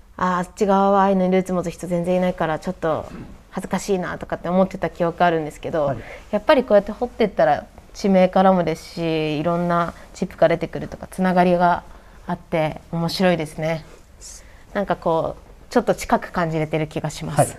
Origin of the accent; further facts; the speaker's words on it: Biratori, Hokkaido, Japan; 私はビラ取りで生まれ育ってて